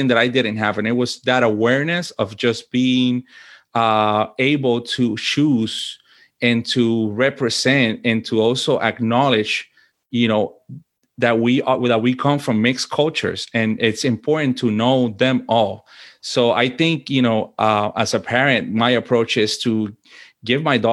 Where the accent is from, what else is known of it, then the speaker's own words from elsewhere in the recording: Puerto Rico; moved away as an adult; also born or lived in Washington, D.C.; now in United States; I was born and raised in Puerto Rico, and I lived there until I was an adult pretty much, right? I think the choice of coming to the U.S. was mine as an adult.